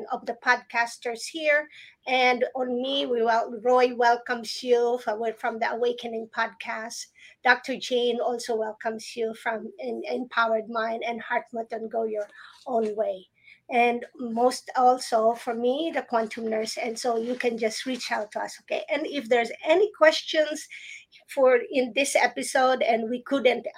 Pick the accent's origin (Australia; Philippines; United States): Philippines; moved away; I grew up in the Philippines